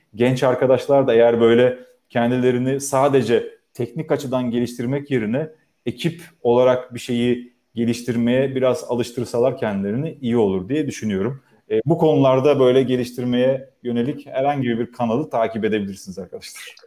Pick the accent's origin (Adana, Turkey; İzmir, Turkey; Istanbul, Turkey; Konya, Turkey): İzmir, Turkey; Karşıyaka doğumluyum. Hayatımın çok büyük kısmını orada geçirdim